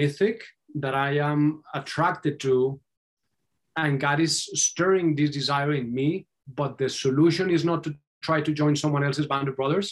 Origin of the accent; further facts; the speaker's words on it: Colombia; moved away; I was born and raised in Colombia